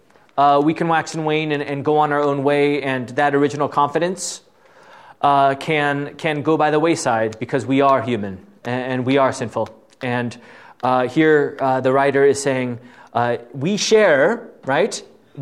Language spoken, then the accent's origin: English; Southern California, United States; moved away as an adult; also born or lived in Fort Wayne; I was from Southern California